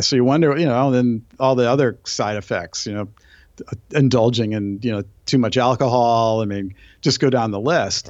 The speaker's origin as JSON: {"language": "English", "town": "Brookline", "region": "Massachusetts", "country": "United States", "tie": "born or raised there", "moved": "yes", "said": "I grew up on the East Coast, so my f, I grew up in a town where, where John Kennedy was actually"}